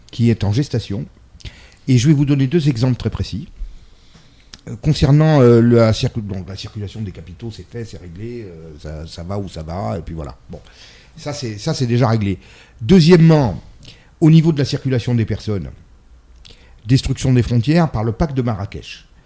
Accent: Italy; Moi, je suis une, femme, je suis une mère, je suis une italienne et je suis chrétienne.

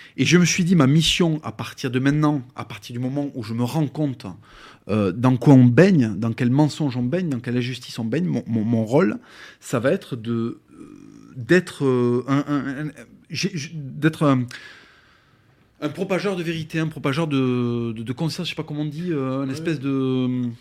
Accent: France; je suis français de, papier et de cœur, et effectivement, euh, génétiquement, je suis espagnol 100%

